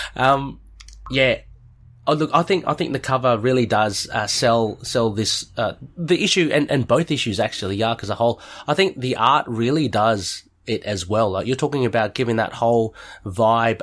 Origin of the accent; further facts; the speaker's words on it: Australia; being an Aussie